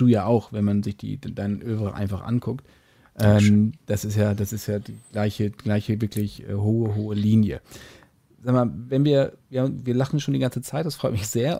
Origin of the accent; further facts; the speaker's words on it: Hamburg, Germany; als Hamburger oder als Norddeutsche